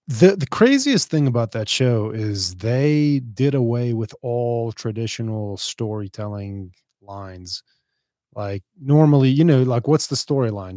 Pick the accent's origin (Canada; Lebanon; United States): Lebanon; Beirut, Beirut Governorate; moved away; I'm from Beirut. Yeah, I'm from Lebanon